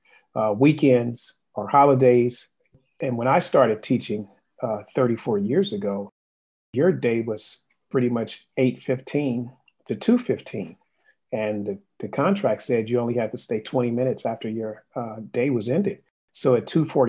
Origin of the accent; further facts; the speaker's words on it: Los Angeles, California, United States; I'm originally from Los Angeles, California, and I went through Los Angeles Public Schools, LA Unified School District, graduated a high school